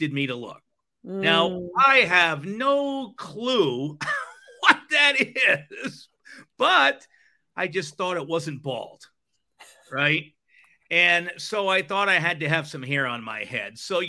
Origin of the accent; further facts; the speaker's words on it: Rhode Island, United States; moved away; also born or lived in Fort Lauderdale, Florida / Alaska; I grew up in Rhode Island